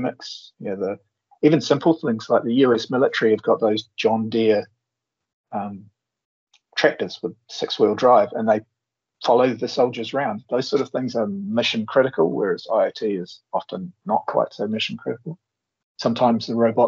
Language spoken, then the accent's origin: English; New Zealand; the standard Antipodean thing